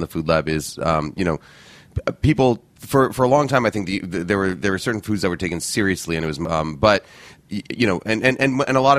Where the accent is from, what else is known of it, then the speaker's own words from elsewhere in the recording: New York, United States; also born or lived in Boston; I grew up in New York. I was born in Boston, but my family moved here to New York when I was about 3 years old. I grew up in Morningside Heights